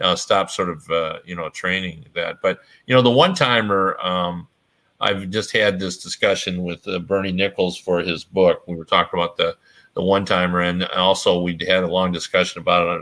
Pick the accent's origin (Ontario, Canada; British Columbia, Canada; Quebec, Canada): Ontario, Canada; Toronto; I grew up watching in Toronto.